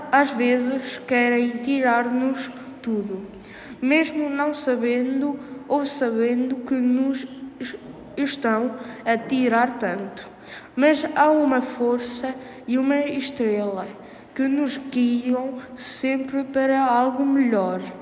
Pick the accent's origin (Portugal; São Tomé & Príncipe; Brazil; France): France; quinto ano, e sou da França